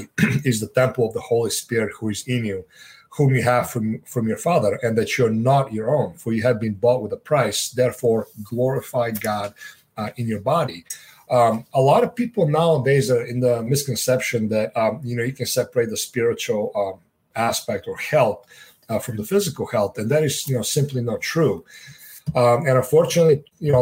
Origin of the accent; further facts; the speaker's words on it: Sofia, Sofia City, Bulgaria; moved away; I was born and raised in Eastern Europe, Sofia, Bulgaria